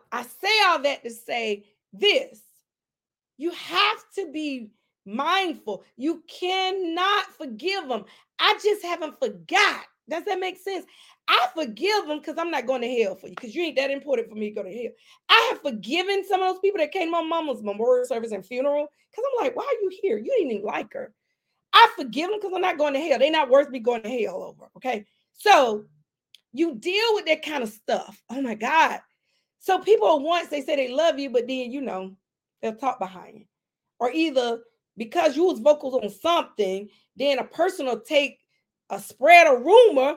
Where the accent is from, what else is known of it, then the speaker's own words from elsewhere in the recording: McCormick, South Carolina, United States; in my hometown, McCormick.